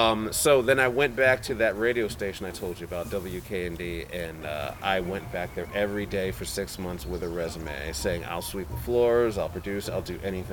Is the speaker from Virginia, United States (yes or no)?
no; Windsor, Connecticut, United States; accent: no accent; I'm actually from Connecticut. I know people have a hard time guessing where I'm from because I'm completely void of an accent. {S0} Yes. {S1} I'm from Windsor, Connecticut, and that's where I lived most of my life